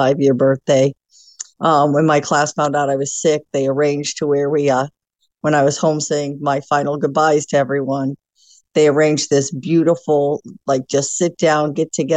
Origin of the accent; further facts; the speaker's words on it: Hobart, Indiana, United States; moved away as an adult; also born or lived in Gary, Indiana; I was born in Gary, Indiana, lived my entire life in Hobart until I joined the Marine Corps